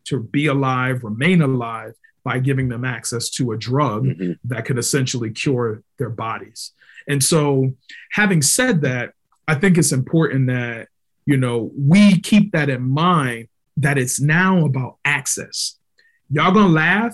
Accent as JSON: {"language": "English", "town": "Hartford", "region": "Connecticut", "country": "United States", "said": "I'm from Barber Street"}